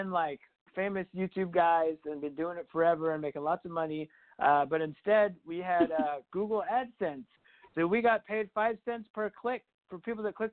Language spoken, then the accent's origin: English; Huntsville, Alabama, United States; also born or lived in Athens, Alabama; I was born there, but I moved to Huntsville when I was 3. So technically, I just normally say I'm from Huntsville